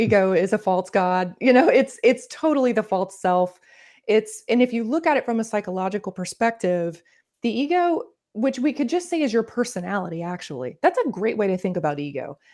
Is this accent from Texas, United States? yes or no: no; Northern Florida, United States; accent: Southern; I grew up in the South, I'm from Florida